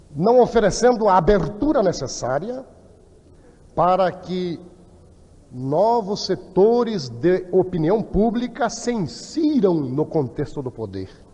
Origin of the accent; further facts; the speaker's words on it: Rio Grande do Sul, Brazil; da minha região, do Rio Grande